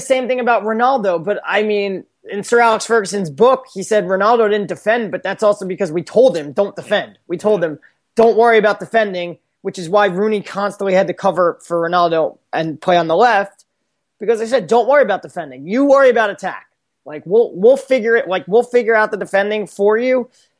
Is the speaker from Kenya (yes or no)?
no; United Kingdom; right now I am being the British 55-year-old, like, crusty old dude, like, which is the equivalent of the American 55-year-old crusty old dude